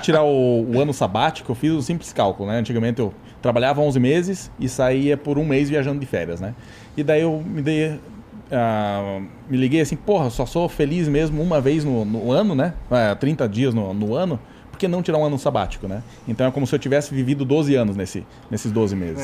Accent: Santa Catarina, Brazil; also born or lived in Rio Grande do Sul; Eu sou, sou do Rio Grande do Sul, só que eu me considero mais catarina, né, cara? Eu só nasci no Rio Grande do Sul.

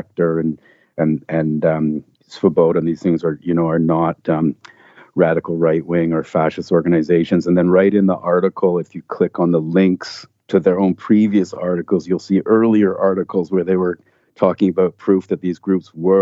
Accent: Canada; I'm Canadian. I live in Canada

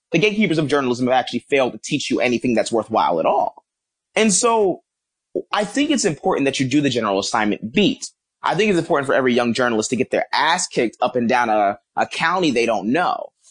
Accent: Philadelphia, Pennsylvania, United States; I'm from Philadelphia, uh, North Philly.

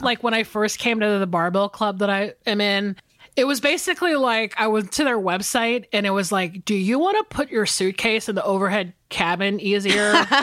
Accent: Atlanta, Georgia, United States; moved away as an adult; also born or lived in Los Angeles; now in Atlanta, United States; I'm back in Atlanta and I am hanging out with a lot of my old friends

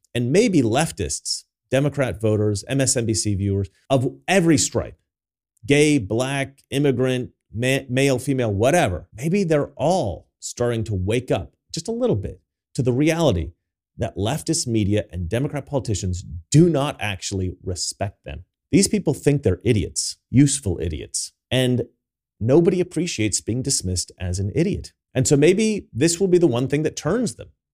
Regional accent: United States; now in Sweden; me as an American

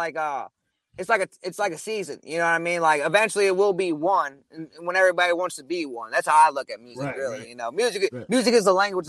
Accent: Midwest, United States; Because, like I said, I'm from the Midwest, so I was just trying to get it.

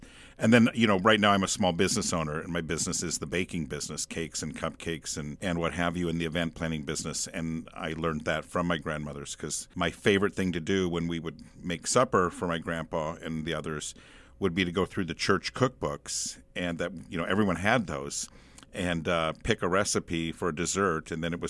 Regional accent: David City, Nebraska, United States; I am from David City, Nebraska, originally.

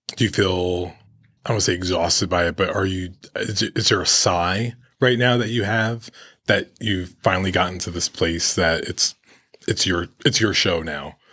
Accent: New York, United States; as a Latino growing up in New York

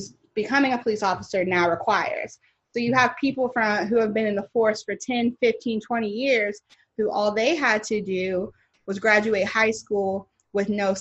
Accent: Louisville, Kentucky, United States; now in Los Angeles, United States; Louisville, that is my hometown

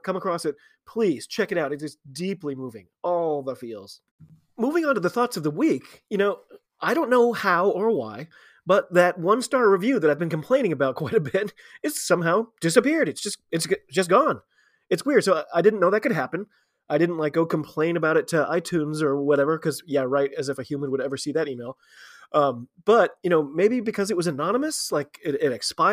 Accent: United States; I am an American

